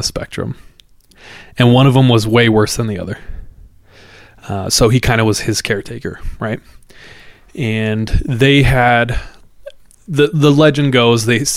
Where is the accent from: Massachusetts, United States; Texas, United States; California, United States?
California, United States; Visalia; where me and Jordan grew up, Central California